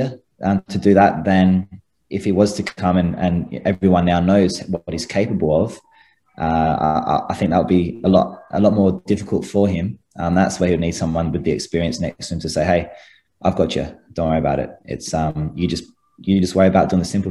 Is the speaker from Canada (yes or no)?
no; Adelaide, South Australia, Australia; I'm from Adelaide